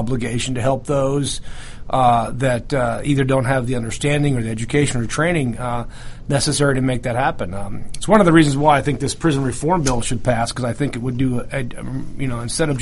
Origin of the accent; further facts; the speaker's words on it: New York, United States; moved away as an adult; also born or lived in Utah; now in Georgia, United States; I grew up in New York